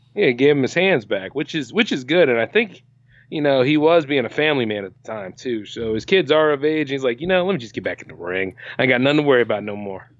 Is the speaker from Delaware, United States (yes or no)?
yes; Delaware, United States; an independent creator from Delaware